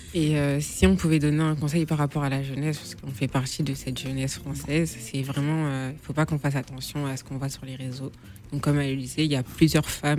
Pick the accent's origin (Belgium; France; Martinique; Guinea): Guinea; je suis guinéenne et je suis musulmane